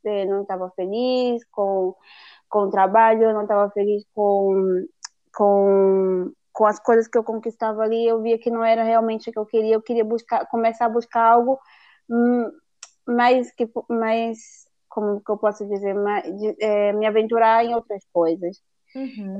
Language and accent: Portuguese; Fortaleza, Ceará, Brazil; moved away as an adult; now in Galicia, Spain; sou de Fortaleza, no Nordeste do Brasil